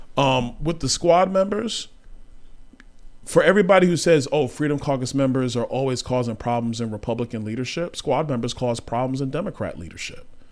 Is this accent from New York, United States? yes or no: yes; New York City, New York, United States; I grew up in Brooklyn, New York